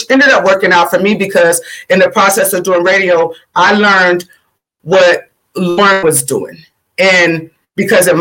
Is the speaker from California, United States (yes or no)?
yes; Sacramento, California, United States; also born or lived in Florida / Georgia; I'm from Sacramento, California. I was born in Florida, raised partially in Georgia. All my family is in Georgia, but I was raised technically since I was 5 years old. My mom moved here to Sacramento, California